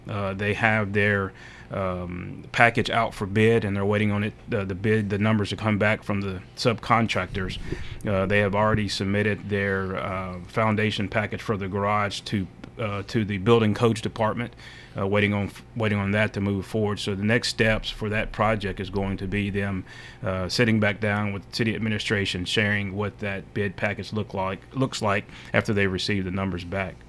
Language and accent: English; Murfreesboro, Tennessee, United States; born and raised in Murfreesboro, uh, Oakland High School graduate